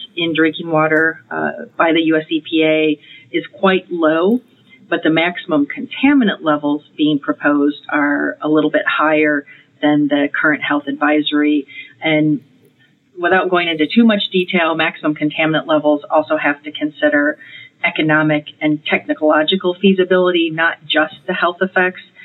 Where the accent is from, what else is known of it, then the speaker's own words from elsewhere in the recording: Michigan, United States; I grew up in Michigan. I grew up eating Great Lakes fish or or inland lake fish